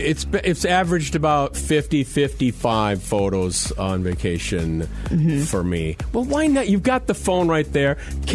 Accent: Willmar, Minnesota, United States; We're from Wilmer.

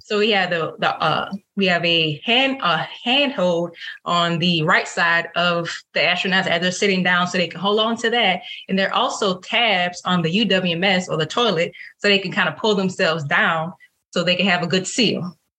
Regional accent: New Orleans, Louisiana, United States; I am from New Orleans, Louisiana

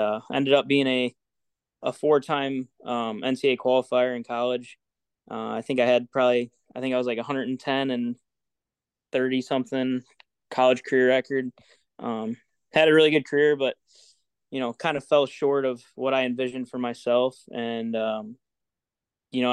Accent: Freeport, United States; I was born and raised in Freeport. Went to school in Dakota.

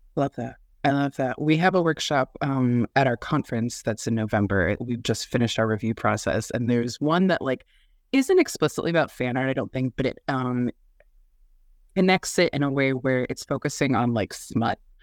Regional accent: Midwest, United States; from the Midwest, born and raised

